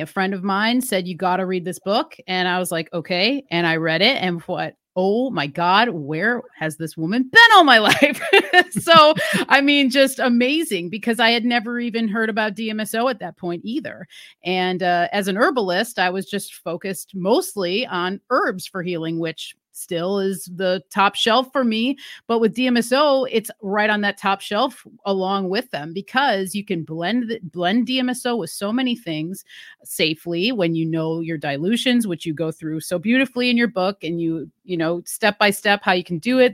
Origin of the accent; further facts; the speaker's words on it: Wisconsin, United States; moved away; I'm originally from Wisconsin, which is a cold area